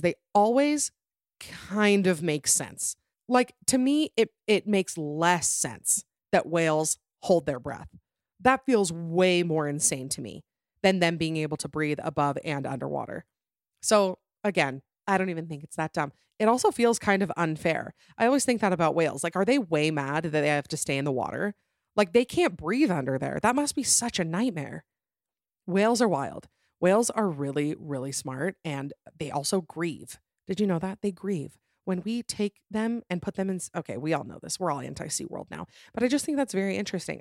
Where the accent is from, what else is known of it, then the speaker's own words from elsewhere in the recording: Utah, United States; I'm from Utah